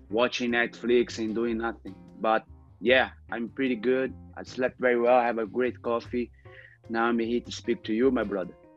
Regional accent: Rio de Janeiro, Brazil; English is a second language; I grew up in Cantagalo, you know, favela in Rio de Janeiro.

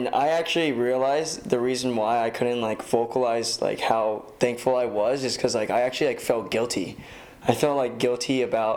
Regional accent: Torrance, California, United States; I grew up in Torrance and I go to school like at USC

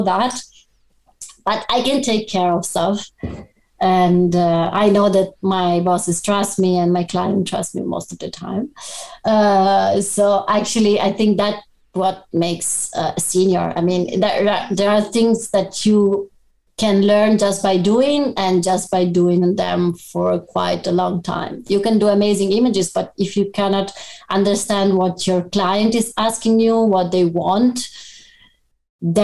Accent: Padua, Veneto, Italy; also born or lived in Abano Terme; I was born in Padua

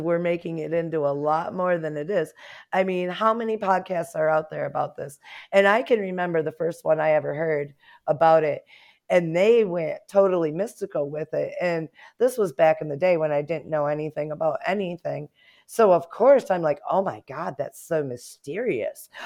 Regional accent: United States; as an American

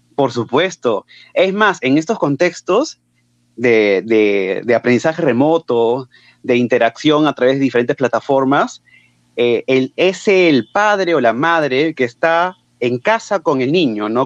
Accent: Lima, Peru; yo soy de Lima

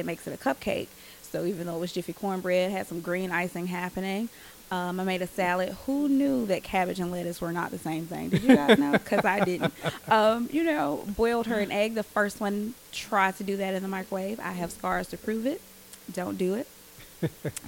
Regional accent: Birmingham, Alabama, United States; I was born and raised here in Birmingham

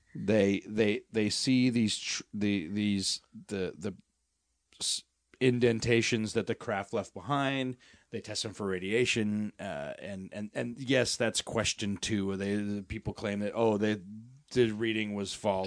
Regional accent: Colorado, United States; now in Los Angeles, United States; We're from Colorado

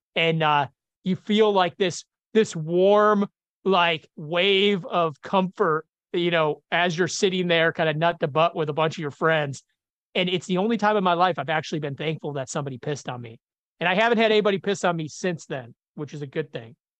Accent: Chicago, Illinois, United States; I grew up in Chicago, uh, blue collar community

